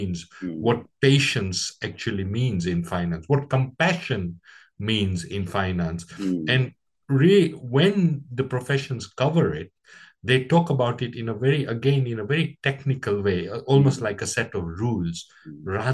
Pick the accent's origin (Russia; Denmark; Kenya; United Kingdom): Kenya; I was born in East Africa in 1961, just on the cusp of Kenya's independence